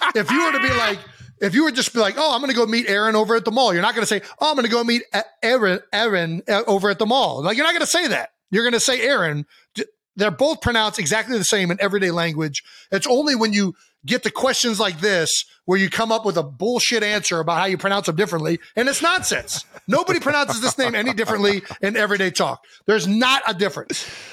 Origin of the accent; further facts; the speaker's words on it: United States; I'm not French, I'm American